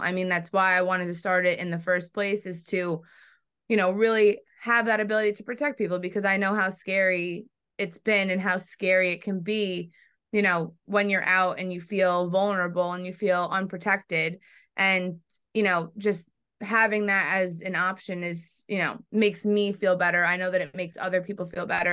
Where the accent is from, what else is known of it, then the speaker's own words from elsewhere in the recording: New York, United States; I'm from New York